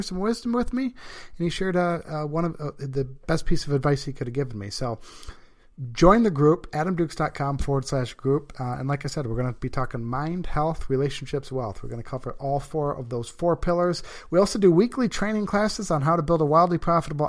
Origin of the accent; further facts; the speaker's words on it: Brighton, Michigan, United States; I'm from a little town in Michigan called Brighton.